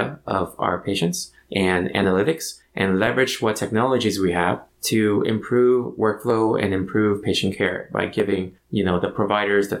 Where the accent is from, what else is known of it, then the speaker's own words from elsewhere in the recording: Orange County, California, United States; I was born and raised in Orange County